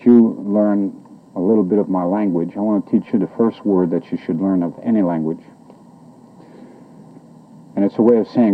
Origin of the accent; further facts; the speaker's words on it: central Quebec, Canada; moved away; I'm Abenaki Indian, originally from central Quebec in Canada